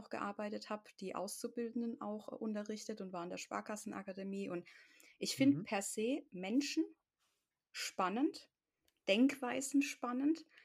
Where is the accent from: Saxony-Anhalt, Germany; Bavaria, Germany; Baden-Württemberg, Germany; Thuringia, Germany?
Baden-Württemberg, Germany; the Ländle; wie man bei uns im Ländle sagt, der Rotzbackenuffkloffe ist.